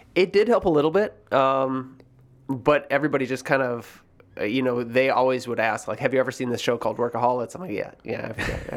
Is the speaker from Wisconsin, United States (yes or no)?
yes; Sister Bay, Wisconsin, United States; now in Chicago, United States; growing up in Door County was, was incredible